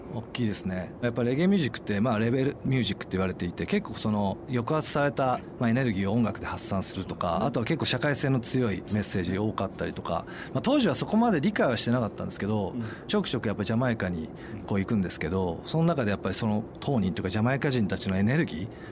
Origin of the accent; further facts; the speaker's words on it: Kamakura, Kanagawa, Japan; also born or lived in Tokyo; 僕、まあ、鎌倉なんですけど、ずっと私立のあの都内の学校行ってて